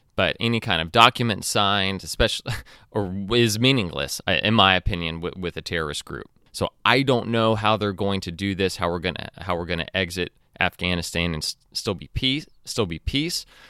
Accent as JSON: {"language": "English", "country": "United States", "said": "as an American and as a, as a Christian"}